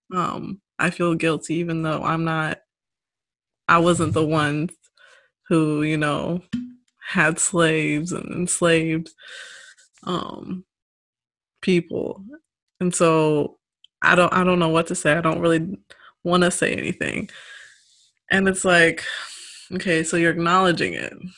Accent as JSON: {"language": "English", "town": "St. Louis", "region": "Missouri", "country": "United States", "tie": "born or raised there", "said": "I grew up around the St. Louis area"}